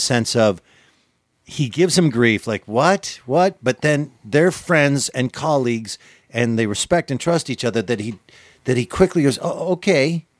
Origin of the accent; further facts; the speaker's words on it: Minnesota, United States; I'm such a Minnesotan